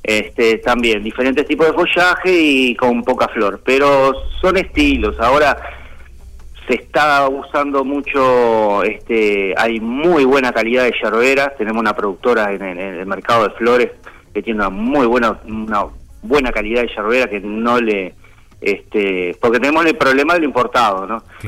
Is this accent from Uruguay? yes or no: yes; Uruguay; yo nacido acá